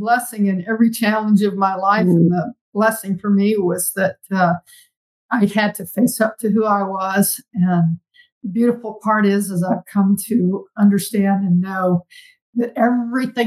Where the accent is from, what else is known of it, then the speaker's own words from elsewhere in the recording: South Carolina, United States; growing up in South Carolina